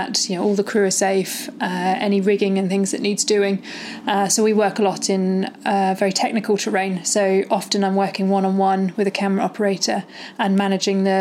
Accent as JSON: {"language": "English", "town": "Malvern", "region": "West Midlands", "country": "United Kingdom", "tie": "born or raised there", "said": "I grew up in the Malverns, like in the Malvern Hills in Worcestershire."}